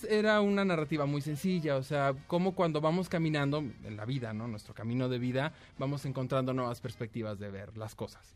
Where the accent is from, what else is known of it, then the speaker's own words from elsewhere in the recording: Mexico; somos mexicanos